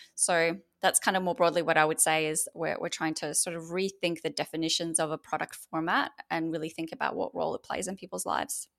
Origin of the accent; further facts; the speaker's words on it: Australia; accent: Australian; moved away as an adult; now in United States; I've actually moved from Australia, which you can probably hear from my accent, um, to the U S, uh, just two months ago.